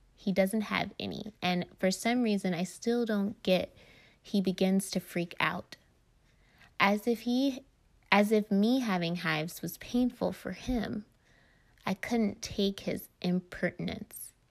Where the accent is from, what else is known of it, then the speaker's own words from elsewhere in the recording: North Carolina, United States; moved away as an adult; also born or lived in Phoenix, Arizona; I just moved back to North Carolina, my home state, from Phoenix, Arizona